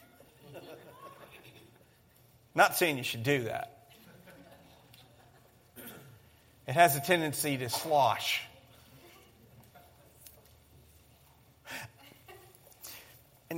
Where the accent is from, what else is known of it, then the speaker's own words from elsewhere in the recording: Colorado, United States; Growing up in Colorado